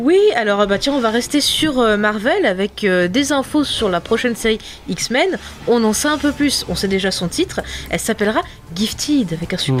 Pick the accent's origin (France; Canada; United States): France; je suis française